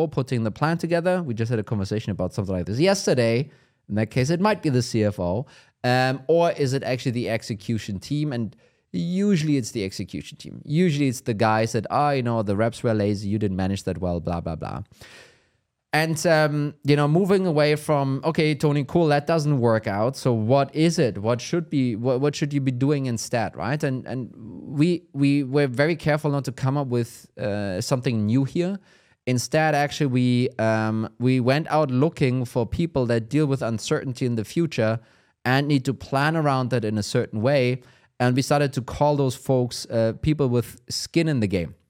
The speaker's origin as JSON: {"language": "English", "country": "Germany", "second_language": "English", "said": "I'm from Germany."}